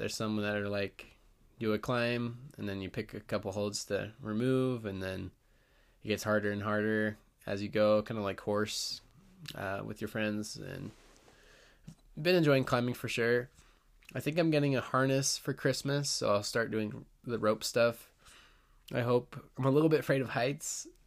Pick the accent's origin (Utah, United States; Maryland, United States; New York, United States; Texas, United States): Utah, United States; I've been growing up in Utah